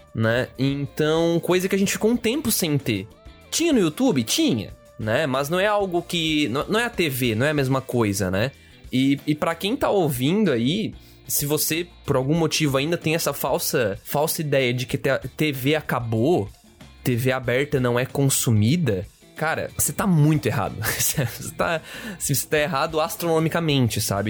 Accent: Brazil; nós, como brasileiros

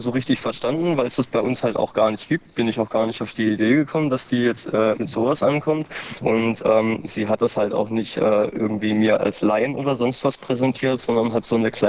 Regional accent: Baden-Württemberg, Germany; Ich komme äh, aus Baden-Württemberg

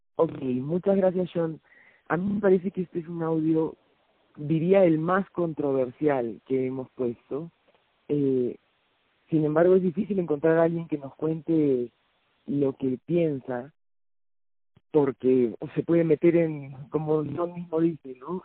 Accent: Lima, Peru; yo soy de Lima

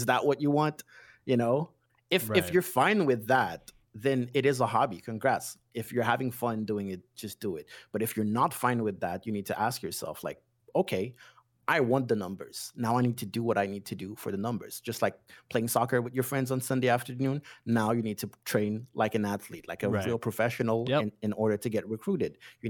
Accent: Haiti; I was born and raised in Haiti, so I'm kind of used to the United States, and we're very influenced by the United States.

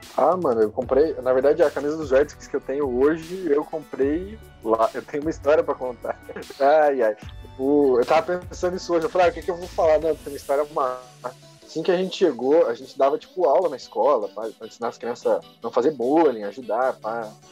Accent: Brazil; now in Dallas, United States; sou brasileiro

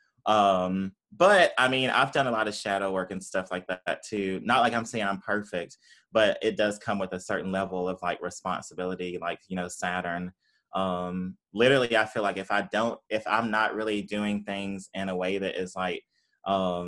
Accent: Tupelo, Mississippi, United States; moved away as an adult; also born or lived in Ann Arbor, Michigan; I grew up in Mississippi, Tupelo, Mississippi.

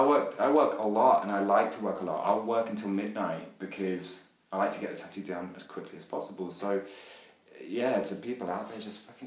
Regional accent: England, United Kingdom; But, obviously, I'm English, so I always have a place for tea.

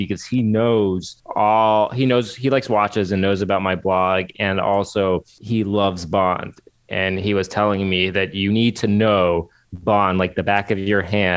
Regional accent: United States; I'm American

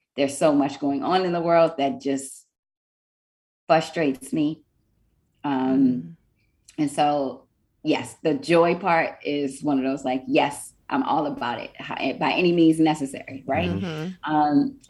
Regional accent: Washington, District of Columbia, United States; now in Texas, United States; I'm from the Washington, D.C. area. And so, you know, that is that home that has my heart. Eight or nine generations of my family born and raised there. And I'm the lone one out here in Texas.

